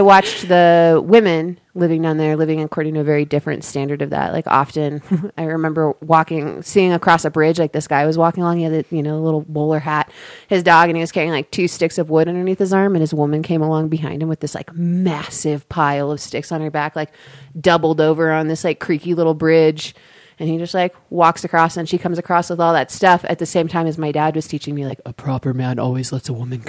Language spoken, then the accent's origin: English; Ecuador; also born or lived in Chile / Dominican Republic; I grew up in Ecuador and Chile and the Dominican Republic.